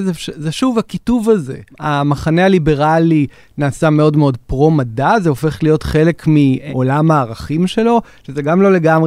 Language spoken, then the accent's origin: Hebrew; Israel; אצלנו בישראל